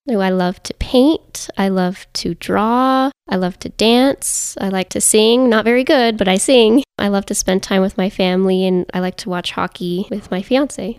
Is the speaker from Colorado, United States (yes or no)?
yes; Paonia, Colorado, United States; moved away as an adult; now in Alamosa, United States; I grew up in Paonia, Colorado.